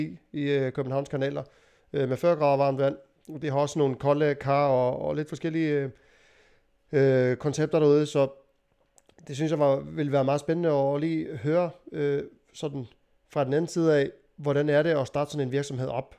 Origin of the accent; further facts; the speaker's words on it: Iceland; now in Denmark; Altså i Island, hvor jeg kommer fra